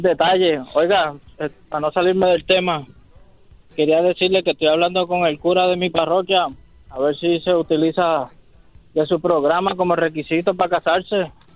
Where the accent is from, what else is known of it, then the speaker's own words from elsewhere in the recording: Puerto Rico; Y soy puertorriqueño